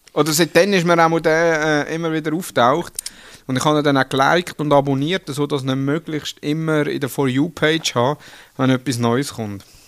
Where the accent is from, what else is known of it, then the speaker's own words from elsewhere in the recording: Switzerland; als Schweizer